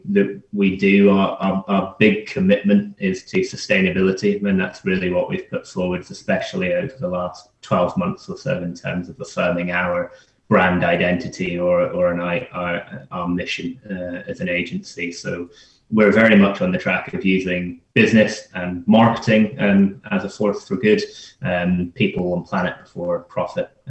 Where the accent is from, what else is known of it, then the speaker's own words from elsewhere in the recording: Scotland, United Kingdom; also born or lived in London; I'm, I'm from Scotland